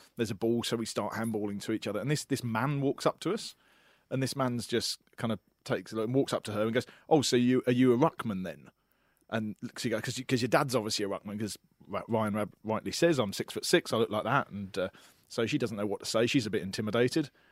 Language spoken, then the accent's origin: English; England, United Kingdom; moved away as an adult; now in Australia; as an Englishman, only lived in the country for a year.